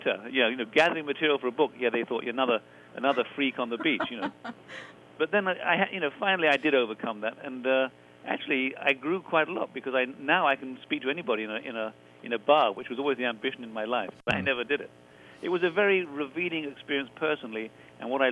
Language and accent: English; England, United Kingdom; being English